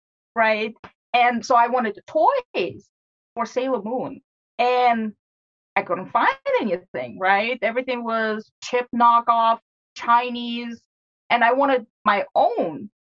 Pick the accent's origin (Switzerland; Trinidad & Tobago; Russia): Russia; St. Petersburg, Saint Petersburg; English is a second language; now in United States; St. Petersburg.